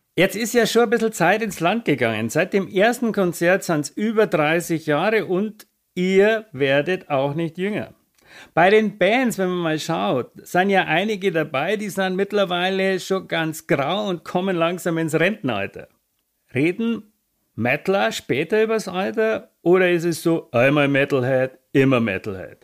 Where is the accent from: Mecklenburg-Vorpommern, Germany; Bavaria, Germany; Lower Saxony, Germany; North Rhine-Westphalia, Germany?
Bavaria, Germany; komme ich aus Bayern.